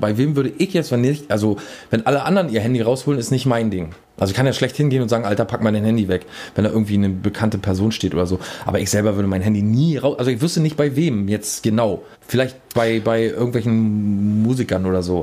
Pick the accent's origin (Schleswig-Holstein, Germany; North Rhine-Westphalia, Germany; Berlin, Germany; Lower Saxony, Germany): Berlin, Germany; bei uns in Berlin